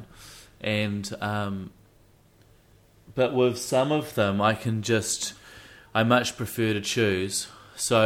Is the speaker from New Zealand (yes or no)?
yes; Wellington, New Zealand; I'm a Wellingtonian.